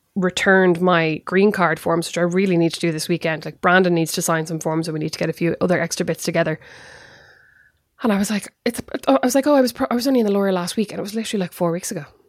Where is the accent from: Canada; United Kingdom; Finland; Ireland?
Ireland; now in United States; I am an Irish mammy